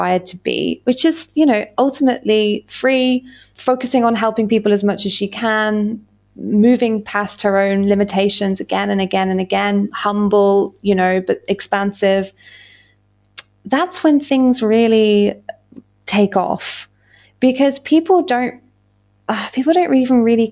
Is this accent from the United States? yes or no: no; United Kingdom; I'm British as well